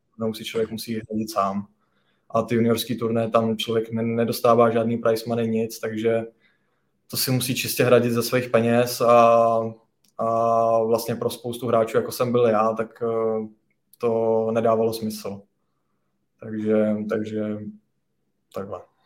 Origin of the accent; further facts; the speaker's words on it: Nové Strašecí, Central Bohemian Region, Czechia; já pocházím z Nového Strašecí, to je vlastně mezi Kladnem a Rakovníkem.